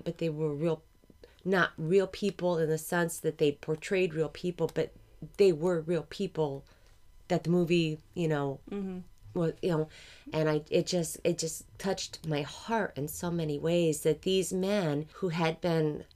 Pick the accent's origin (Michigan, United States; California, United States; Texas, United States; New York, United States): Michigan, United States; Greenville; I grew up in Greenville, Michigan, which is maybe an hour and a half, 2 hours away from